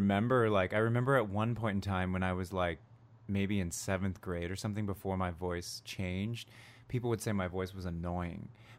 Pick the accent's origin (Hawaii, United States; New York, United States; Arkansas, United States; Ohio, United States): Ohio, United States; Cleveland; also born or lived in Plano, Texas / New Jersey; I claim Jersey and Cleveland.